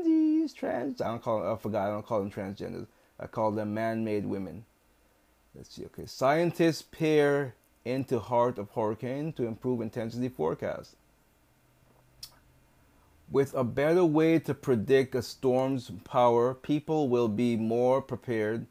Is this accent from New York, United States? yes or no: no; Massachusetts, United States; my good old state of Massachusetts